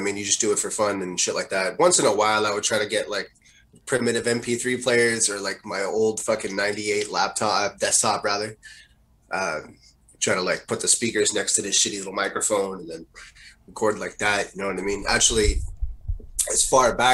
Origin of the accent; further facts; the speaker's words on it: Montreal, Quebec, Canada; So we all grew up together, we're all from LaSalle